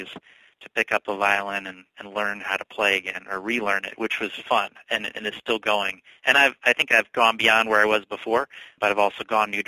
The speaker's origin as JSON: {"language": "English", "region": "North Carolina", "country": "United States", "tie": "born or raised there", "also_born_or_lived": "Germany / Milwaukee", "moved": "as an adult", "lives_now": "Oconomowoc, United States", "said": "I grew up in North Carolina"}